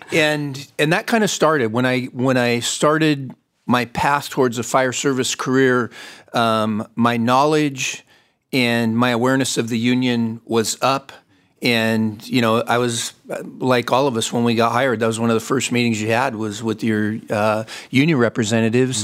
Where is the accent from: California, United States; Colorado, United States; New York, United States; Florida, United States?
California, United States; Fontana; I was born and raised in Fontana, California